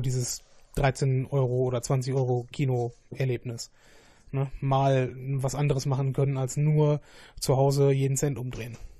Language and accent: German; Essen, North Rhine-Westphalia, Germany; wir sind ja beide Essener.